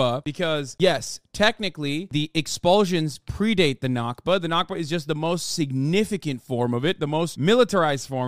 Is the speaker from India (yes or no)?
no; Turkey; me being Turkish, growing up in Turkey